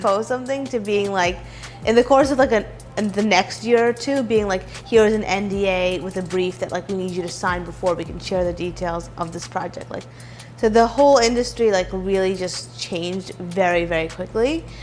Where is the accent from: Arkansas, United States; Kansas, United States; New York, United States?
New York, United States; New York City; also born or lived in Hartford, Connecticut; I'm from New York City. I was born and raised here in Midtown East